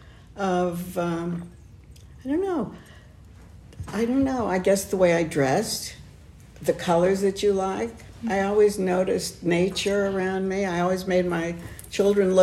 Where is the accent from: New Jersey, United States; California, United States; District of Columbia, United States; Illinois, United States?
California, United States; Los Angeles; also born or lived in Long Beach, California / San Pedro, California; I was born in Long Beach, raised somewhat in San Pedro and the Long Beach area. And then we came to Los Angeles